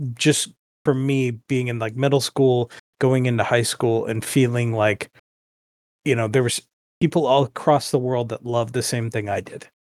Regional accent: United States; me growing up as an American

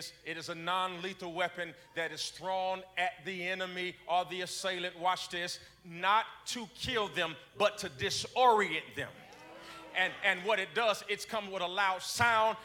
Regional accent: Gary, Indiana, United States; moved away; growing up in Gary, Indiana, which when I was growing up was the murder capital of the United States of America

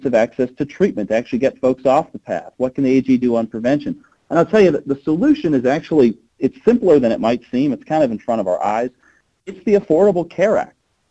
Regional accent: Great Falls, Montana, United States; I grew up in Great Falls in the mid-90s

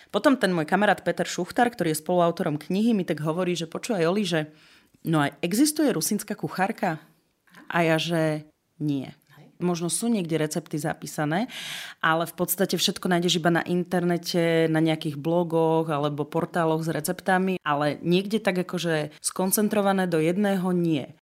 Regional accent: eastern Slovakia, Slovakia; Zobrala som kamarátov z Bratislavy, z rôznych častí Slovenska k nám domov na východ, pretože chceli vidieť, odkiaľ som, odkiaľ pochádzam, kde som vyrastala.

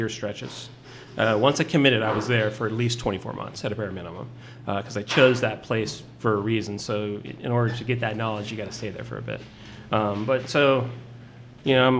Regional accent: Corpus Christi, Texas, United States; moved away as an adult; also born or lived in Portland, Oregon; now in Austin, United States; I grew up in South Texas. Corpus Christi is my hometown

